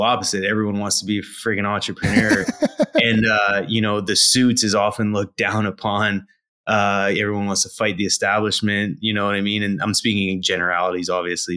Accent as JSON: {"language": "English", "country": "Canada", "said": "I'm a Canadian, born to a single mother"}